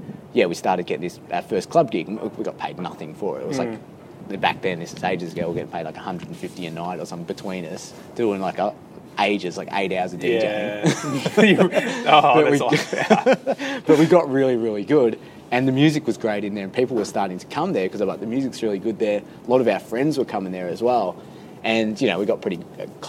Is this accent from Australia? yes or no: yes; Frankston, Victoria, Australia; also born or lived in England; now in Melbourne, Australia; I'm originally from Frankston